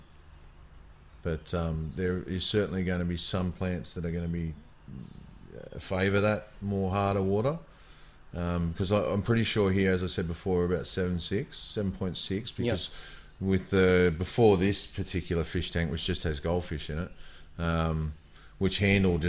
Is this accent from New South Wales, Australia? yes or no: yes; Sydney, New South Wales, Australia; growing up in Sydney